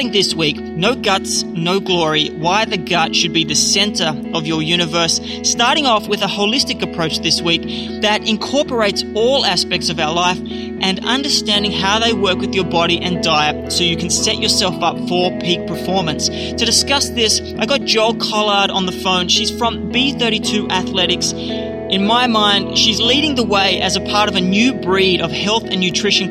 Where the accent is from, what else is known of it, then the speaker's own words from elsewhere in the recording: Australia; being an Aussie